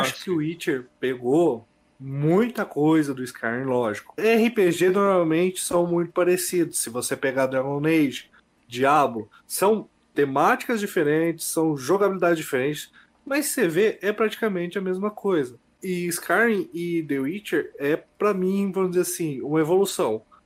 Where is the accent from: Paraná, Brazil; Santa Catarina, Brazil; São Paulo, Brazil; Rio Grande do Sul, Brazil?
Paraná, Brazil; Bela Vista do Paraíso; now in Londrina, Brazil; Sou de Bela Vista do Paraíso atualmente, moro em Londrina